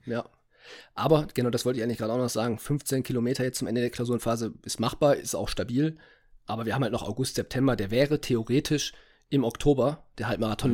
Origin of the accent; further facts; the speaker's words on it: Essen, North Rhine-Westphalia, Germany; bei uns in Essen